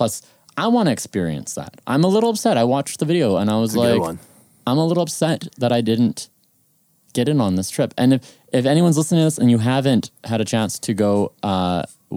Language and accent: English; Medicine Hat, Alberta, Canada; Growing up, I grew up in Medicine Hat.